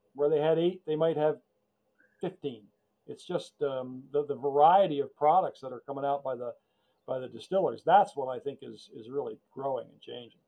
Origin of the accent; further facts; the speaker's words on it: United States; we grew up near New York